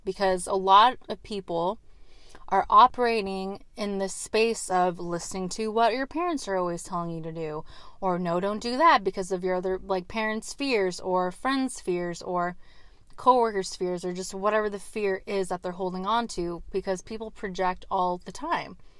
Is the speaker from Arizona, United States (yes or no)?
yes; Arizona, United States; moved away; I lived, I grew up in Arizona for a little bit